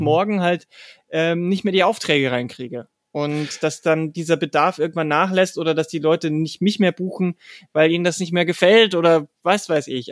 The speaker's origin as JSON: {"language": "German", "area": "a small village near Passau", "region": "Lower Bavaria", "country": "Germany", "tie": "born or raised there", "also_born_or_lived": "Dresden / Mannheim / Berlin", "moved": "yes", "said": "in einem kleinen Dorf in der Nähe von Passau bin ich groß oh, geworden"}